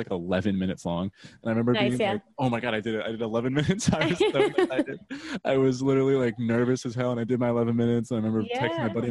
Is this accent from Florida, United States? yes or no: yes; Tampa Bay area, Florida, United States; I am from the Tampa Bay area in Florida, good old Florida